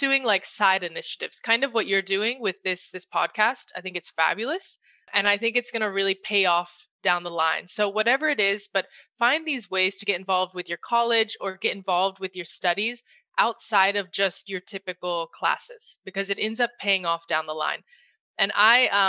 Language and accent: English; United States; moved away as an adult; also born or lived in Madrid, Spain; brought me back to my home country, the US, and now I'm based in New York City